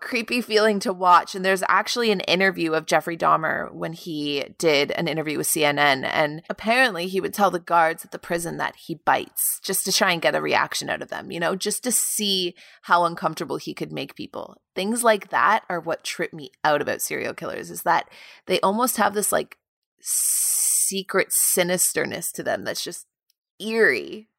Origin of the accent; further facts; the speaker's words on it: Canada; the prison of my hometown